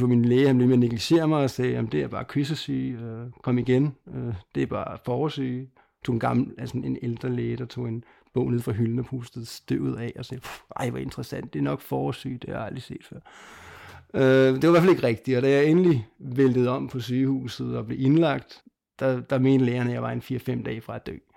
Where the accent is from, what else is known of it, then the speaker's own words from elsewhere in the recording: Lolland, Zealand, Denmark; jeg er født på Lolland og opvokset dernede